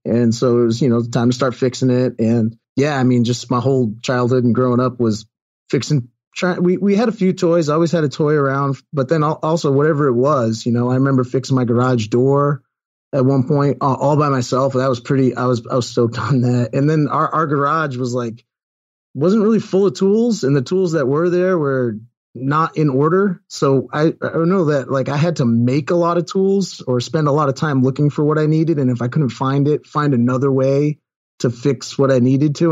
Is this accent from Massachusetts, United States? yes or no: yes; Sharon, Massachusetts, United States; moved away; Sharon Mass as my, uh, as, as my hometown